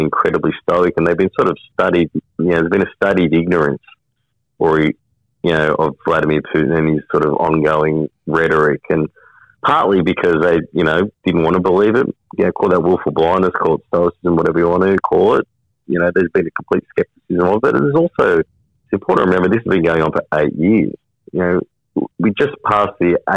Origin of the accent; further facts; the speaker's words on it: Wollongong, New South Wales, Australia; I'm from the Gong.